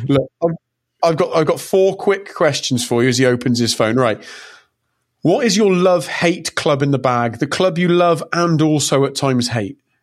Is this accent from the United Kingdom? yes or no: yes; England, United Kingdom; i was born in '82, and I'm English